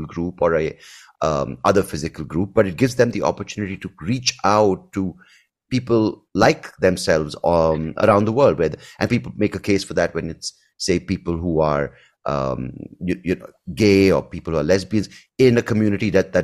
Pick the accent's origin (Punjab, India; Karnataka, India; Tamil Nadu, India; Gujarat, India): Karnataka, India; Bangalore; I grew up in Bangalore